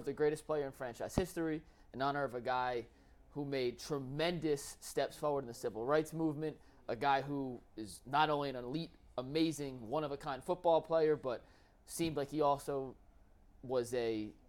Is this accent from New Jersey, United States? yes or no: yes; New Jersey, United States; So I'm from Jersey, obviously, right?